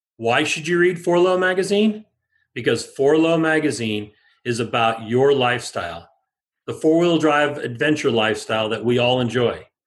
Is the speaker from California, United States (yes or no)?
yes; Bay Area, California, United States; growing up in the Bay Area